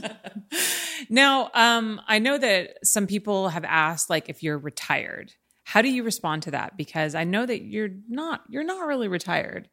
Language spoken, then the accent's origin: English; Los Angeles, California, United States; me and my experience growing up in L